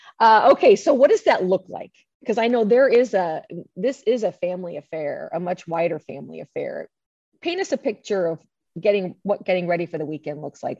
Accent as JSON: {"language": "English", "region": "Iowa", "country": "United States", "said": "I'm from Iowa. I had no idea what water polo was until I got there"}